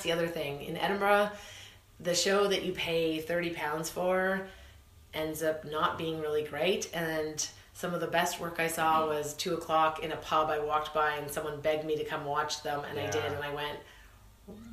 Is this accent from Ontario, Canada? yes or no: yes; Kitchener, Ontario, Canada; moved away as an adult; also born or lived in Toronto; I moved from Kitchener-Waterloo area when I was 19. I moved to Toronto